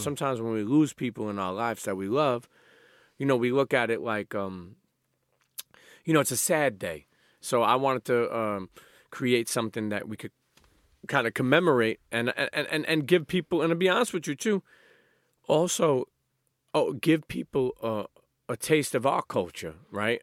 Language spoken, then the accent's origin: English; New York City, New York, United States; I grew up in Coney Island